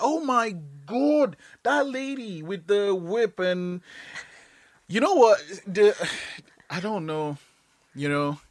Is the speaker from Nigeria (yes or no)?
yes; Nigeria; now in Canada; I'm Nigerian, right? And I moved to Canada